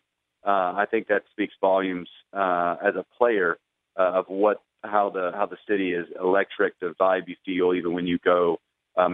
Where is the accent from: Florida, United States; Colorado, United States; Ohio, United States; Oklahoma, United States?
Florida, United States; Tallahassee; moved away; also born or lived in Boston; I grew up in Tallahassee, Florida, in a college town